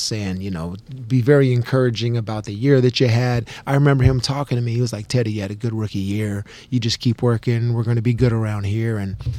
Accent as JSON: {"language": "English", "region": "Arizona", "country": "United States", "said": "Yeah, they formed a cactus package because I was from Arizona."}